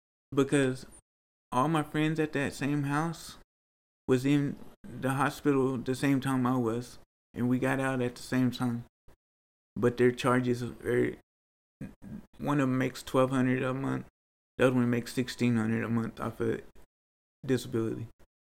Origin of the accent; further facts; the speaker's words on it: Nigeria; Oh, I'm from Nigeria. I'm a Niger.